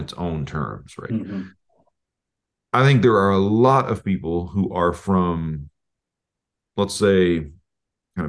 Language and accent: English; Oklahoma, United States; moved away as an adult; also born or lived in Tulsa; we're both from Oklahoma